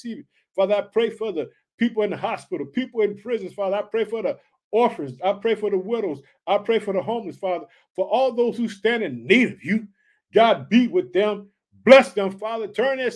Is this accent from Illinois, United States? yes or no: yes; Chicago, Illinois, United States